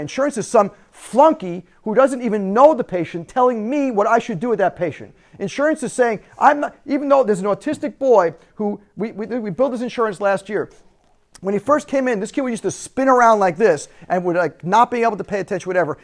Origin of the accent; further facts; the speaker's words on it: United States; we have as American citizens